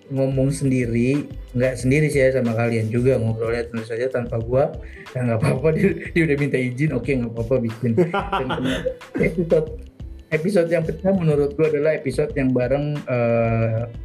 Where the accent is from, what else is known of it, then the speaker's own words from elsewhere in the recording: Jakarta, Indonesia; karena menurut gue dari Jakarta adalah macet karena mungkin gue dari dulu di Jakarta ya